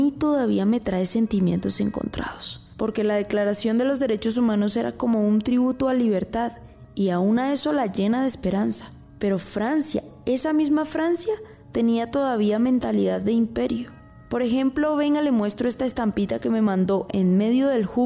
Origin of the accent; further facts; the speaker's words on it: Colombia; Y entonces en lo que hoy es Colombia, de donde yo soy originaria